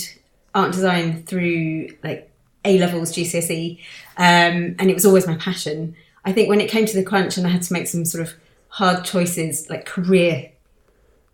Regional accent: London, United Kingdom; growing up in London

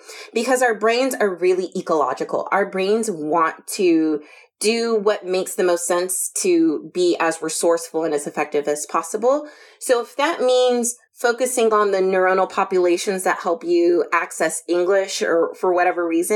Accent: United States; I'm from the United States

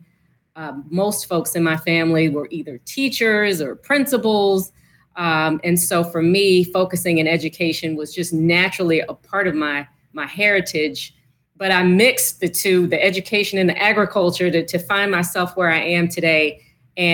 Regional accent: Petersburg, Virginia, United States; I'm from Petersburg, Virginia

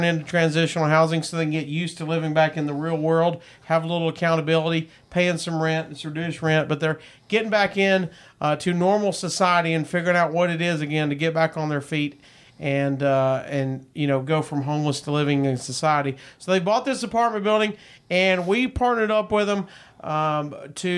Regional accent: Chicago, Illinois, United States; I'm from Chicago.

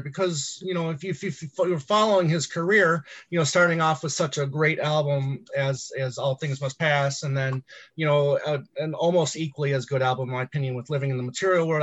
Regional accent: Michigan, United States; growing up in Michigan

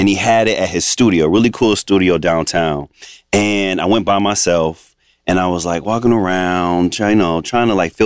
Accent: Mount Clemens, Michigan, United States; now in Los Angeles, United States; I grew up actually in the suburbs of Detroit, a little small town called Mount Clemens

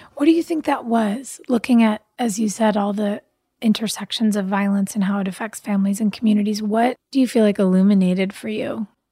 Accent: Pasadena, California, United States; I grew up in Pasadena

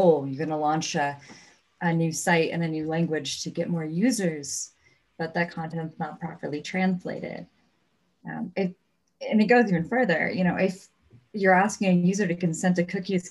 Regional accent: United States; I'm an American.

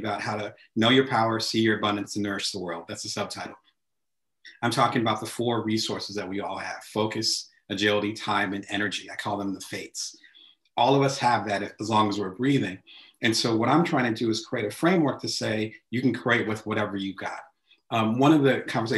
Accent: New Jersey, United States; moved away; I'm originally from the East Coast, so back in Jersey. I remember those neighborhood barbershops.

